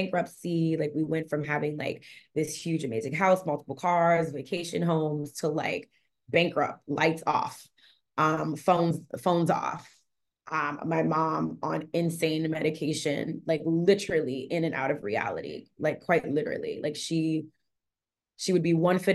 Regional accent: New Orleans, Louisiana, United States; now in Los Angeles, United States; I'm from New Orleans, Louisiana. That's where I was born and raised

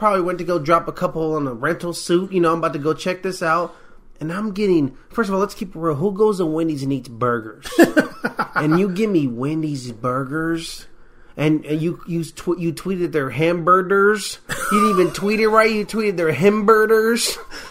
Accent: United States; as an American.

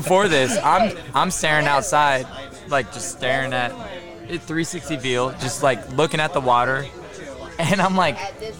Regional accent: California, United States; I'm from California.

